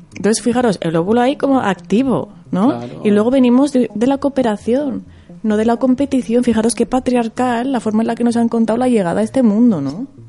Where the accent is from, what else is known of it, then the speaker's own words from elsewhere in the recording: Zaragoza, Aragon, Spain; yo vengo de Zaragoza, ¿no? De allí de, está la Plaza del Pilar, que hay muchas palomas, ¿no? Y yo siempre digo de broma, como cuando iba de pequeña a la Plaza del Pilar